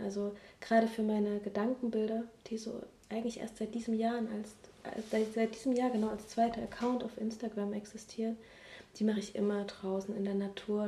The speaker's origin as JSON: {"language": "German", "town": "Leipzig", "region": "Saxony", "country": "Germany", "tie": "born or raised there", "also_born_or_lived": "Hamburg / Crete", "moved": "as an adult", "said": "in meiner Heimatstadt, wo ich geboren bin, auch mehr sesshaft werden"}